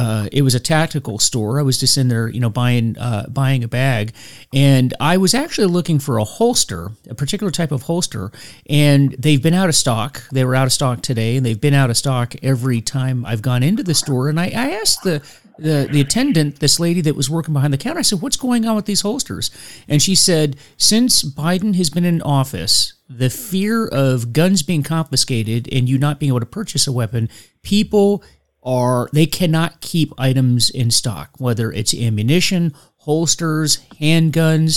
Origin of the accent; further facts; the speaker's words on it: United States; I am an American